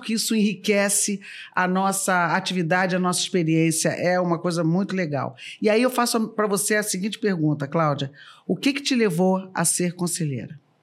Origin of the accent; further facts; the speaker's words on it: Rio de Janeiro, Brazil; now in São Paulo, Brazil; Somos as poucas cariocas nesse meio paulistano.